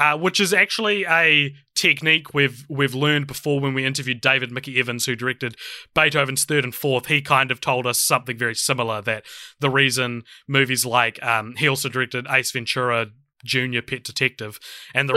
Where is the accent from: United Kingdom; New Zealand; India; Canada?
New Zealand; I'm a podcaster from New Zealand